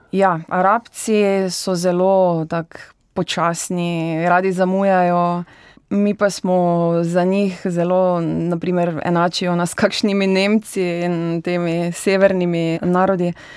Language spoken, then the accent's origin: Slovenian; Slivnica, Styria, Slovenia; moved away as an adult; now in Dubai, United Arab Emirates; prihajam iz Slivnice oziroma Orehove vasi, kjer je ena najbolj znanih motokrosprog v Sloveniji